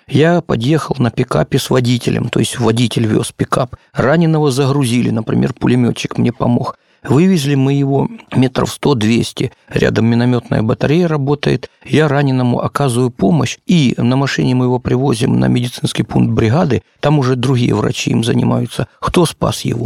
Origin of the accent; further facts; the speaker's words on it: Horlivka, Donetsk Oblast, Ukraine; also born or lived in Moscow; Я уроженец города Горловки Донецкой области